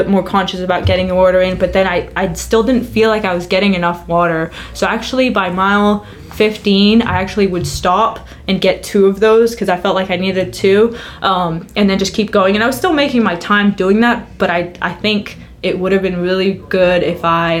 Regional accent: Cyprus; And I'm from Cyprus. It's hot. It's hot here.

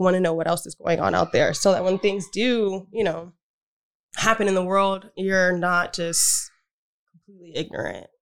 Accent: United States; as an American

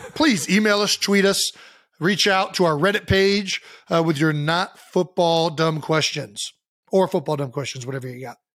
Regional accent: United States; I'm not French, I'm American

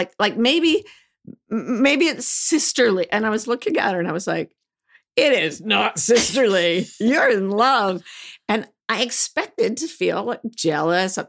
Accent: Provo, Utah, United States; when I was growing up in Provo, Utah

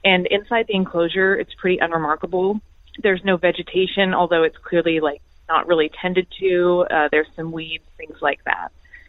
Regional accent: Washington, United States; I'm from Washington, and this is a story about baby graves.

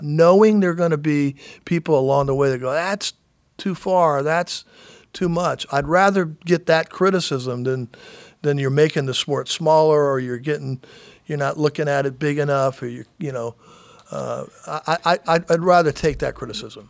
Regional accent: Daytona Beach, Florida, United States; growing up in Daytona

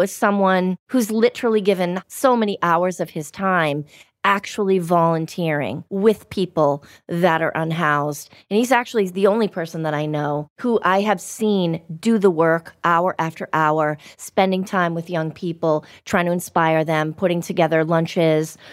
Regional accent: Everett, Massachusetts, United States; I'm from a town called Everett, which was a little closer to the city

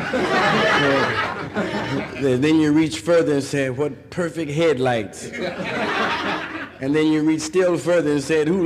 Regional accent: Chicago, Illinois, United States; And we have a lot of racial prejudice up north, but we're so clever with it. Take my hometown, Chicago.

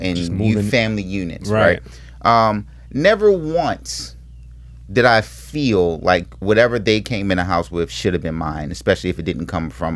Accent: Baltimore, Maryland, United States; I come from Baltimore

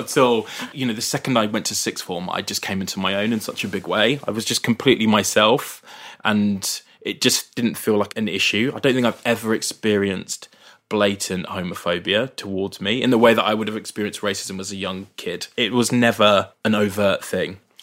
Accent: Brighton, South East England, United Kingdom; growing up in Brighton

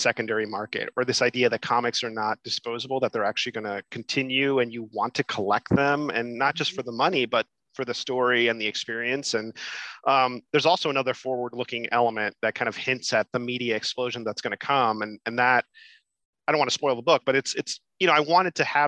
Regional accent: Miami, Florida, United States; now in New York City, United States; I was born in Miami, like in a suburban home

